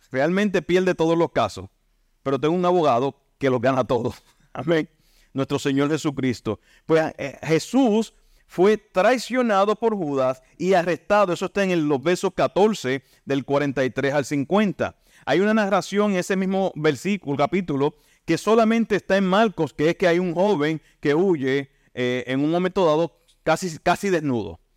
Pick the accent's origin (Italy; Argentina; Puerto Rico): Puerto Rico; Santa Isabel; Yo soy de Santa Isabel, natural de Santa Isabel